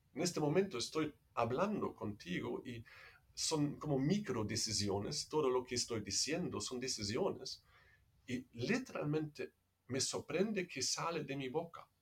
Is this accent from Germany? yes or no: yes; Germany; Spanish is a second language; moved away as an adult; also born or lived in Netherlands; now in Peru; soy alemán, entonces no es como eh, quizás se escucha de mi acento, no soy peruano